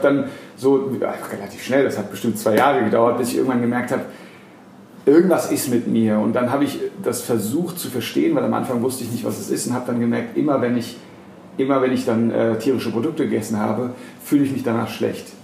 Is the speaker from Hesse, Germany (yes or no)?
yes; Frankfurt am Main, Hesse, Germany; Ich bin ja in Frankfurt am Main geboren und aufgewachsen